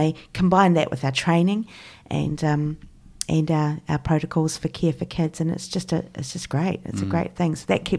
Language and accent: English; Christchurch, Canterbury, New Zealand; So I grew up in Christchurch in your fairly typical mainstream European English kind of setting.